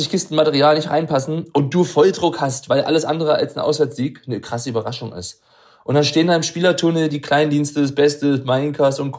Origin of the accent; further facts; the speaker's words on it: Freiburg, Baden-Württemberg, Germany; wie sehr ich selber als Freiburger im alten Stadion genossen habe